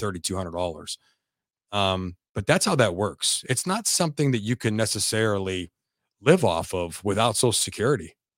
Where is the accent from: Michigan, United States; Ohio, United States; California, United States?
Ohio, United States; Youngstown; I'm from Youngstown, Ohio